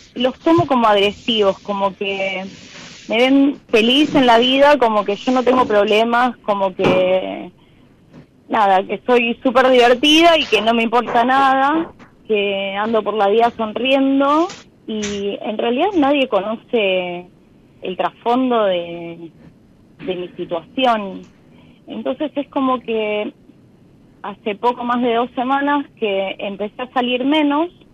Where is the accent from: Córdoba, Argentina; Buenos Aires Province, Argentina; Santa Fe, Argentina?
Buenos Aires Province, Argentina; moved away as an adult; now in Mar del Plata, Argentina; hace 21 años que estoy viviendo en Mar del Plata, era de Buenos Aires, de provincia